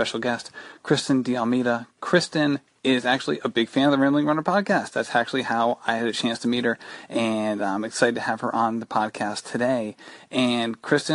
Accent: Rhode Island, United States; you are a fellow Rhode Islander

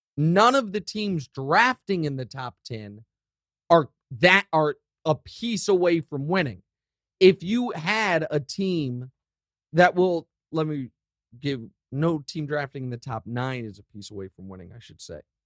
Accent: Kansas City, Missouri, United States; I love my hometown.

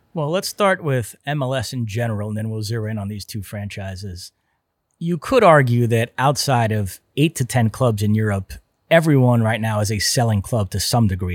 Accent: New York, United States; growing up in New York

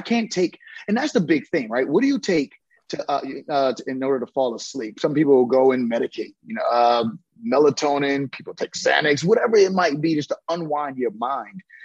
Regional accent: New Brunswick, New Jersey, United States; I'm from New Brunswick

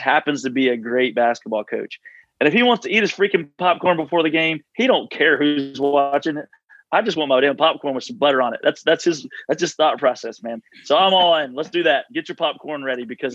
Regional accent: Nashville, Tennessee, United States; I'm from Nashville

